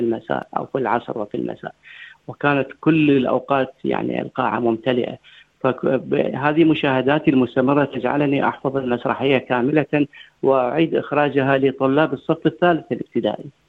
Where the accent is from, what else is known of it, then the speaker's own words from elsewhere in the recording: Iraq; now in Australia; كوني انا عراقي